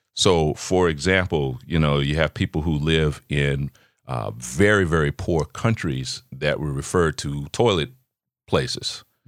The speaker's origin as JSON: {"language": "English", "town": "Chicago", "region": "Illinois", "country": "United States", "tie": "born or raised there", "said": "I grew up in Chicago"}